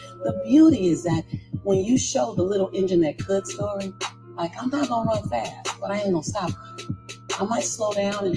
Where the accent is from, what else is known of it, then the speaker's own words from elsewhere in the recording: Los Angeles, California, United States; born and raised in South Central